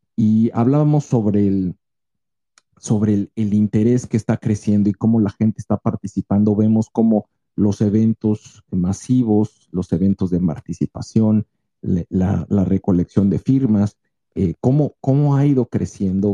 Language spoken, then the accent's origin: Spanish; Mexico; esa pasión que nos identifica a nosotros como mexicanos